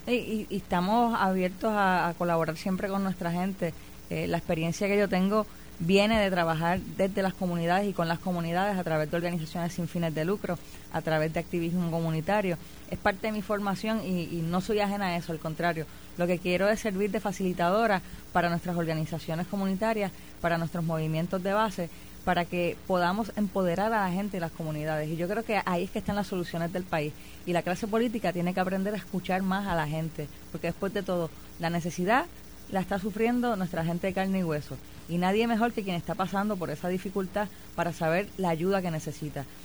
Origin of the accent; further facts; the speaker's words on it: Puerto Rico; moved away as an adult; me fui de Puerto Rico, estudio en la Universidad de Brown, la primera puertorriqueña en el programa graduado de Asuntos Públicos.